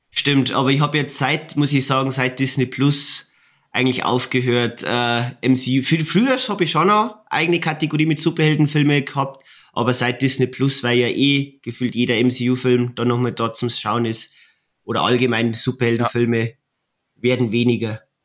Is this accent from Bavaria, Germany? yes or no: yes; Bavaria, Germany; bei uns in Bayern